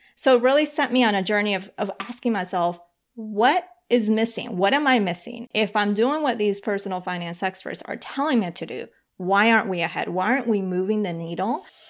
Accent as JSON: {"language": "English", "region": "Bogotá", "country": "Colombia", "tie": "born or raised there", "said": "I was born in Bogota, Colombia"}